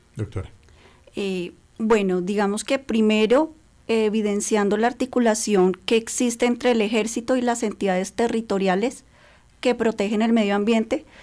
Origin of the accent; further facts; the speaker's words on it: Colombia; como colombianos